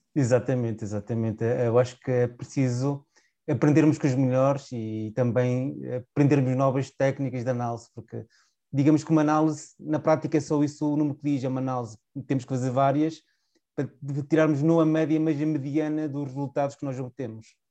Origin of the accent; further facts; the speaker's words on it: Chaves, Trás-os-Montes, Portugal; accent: Transmontano; moved away as an adult; also born or lived in Porto; Eu sou transmontano, a minha pronúncia diz isso, sou de Chaves, de uma pequena cidade transmontana de 15 mil habitantes